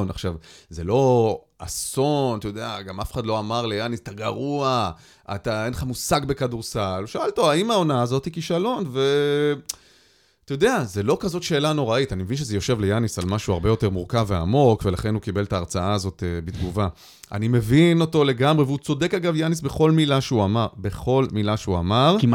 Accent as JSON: {"language": "Hebrew", "country": "Israel", "tie": "born or raised there"}